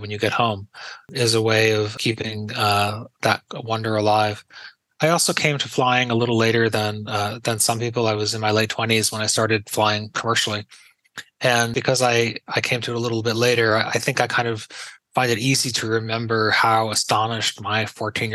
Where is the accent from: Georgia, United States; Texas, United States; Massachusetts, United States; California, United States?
Massachusetts, United States; Pittsfield; moved away; my hometown of Pittsfield